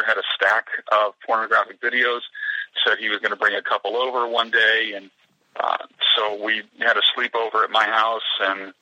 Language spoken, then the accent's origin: English; Pennsylvania, United States; my hometown back here in the East, in Pennsylvania